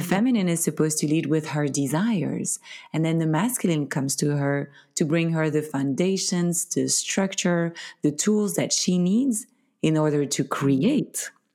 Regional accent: Belgium; first language French; English is a second language; moved away; I'm from Belgium. originally

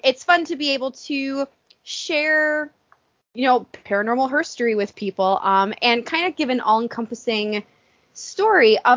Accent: Buffalo, New York, United States; we're both from Buffalo, New York

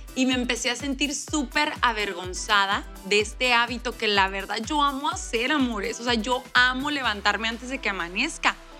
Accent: Mexico; aquí en mi país, México

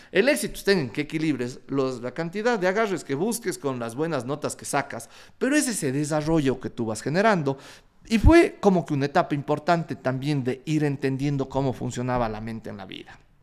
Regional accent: Ecuador; soy un emprendedor ecuatoriano, que le encanta la guata y que quiere cambiar a su país.

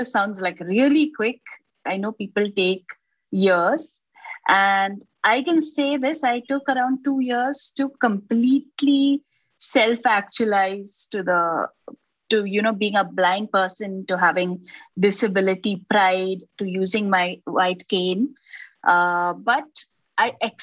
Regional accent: Bangalore, Karnataka, India; also born or lived in Maharashtra; I was born in Maharashtra, but I was brought up completely in Bangalore

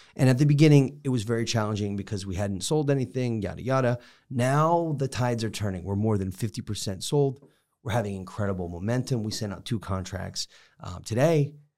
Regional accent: Connecticut, United States; moved away; I'm from Connecticut

